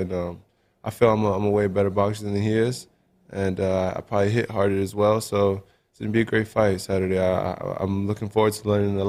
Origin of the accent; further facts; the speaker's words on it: Los Angeles, California, United States; moved away as an adult; now in Seattle, United States; I'm from sunny